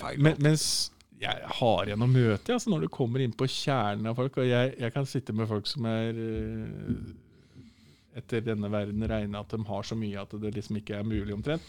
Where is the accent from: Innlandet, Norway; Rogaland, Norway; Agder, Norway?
Innlandet, Norway; Nordre Land; also born or lived in Snertingdalen, Gjøvik; halve, halve, livet mitt, altså ungdomstida, eh, barnetida, var på Nordskinni i Nordre Land kommune, for der er morssiden ifra